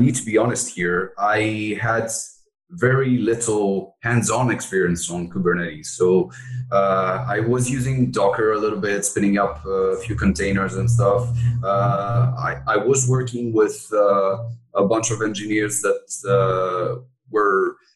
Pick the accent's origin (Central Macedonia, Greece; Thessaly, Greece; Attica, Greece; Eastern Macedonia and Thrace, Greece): Attica, Greece; Athens; moved away as an adult; now in France; I was born and raised in Greece, in Athens, and my mother was French